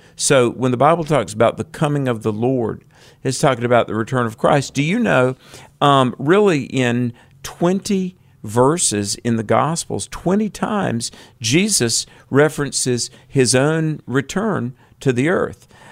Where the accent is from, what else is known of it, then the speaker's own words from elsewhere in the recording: North Carolina, United States; North Carolina. My home state.